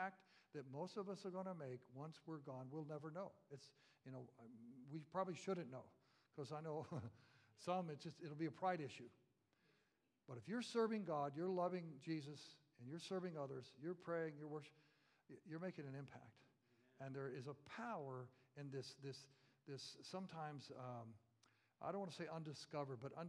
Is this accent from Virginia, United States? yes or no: no; Central Florida, United States; We had citrus trees everywhere, living in Central Florida